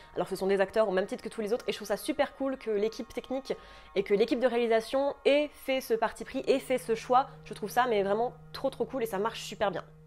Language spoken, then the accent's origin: French; France; chez nous en France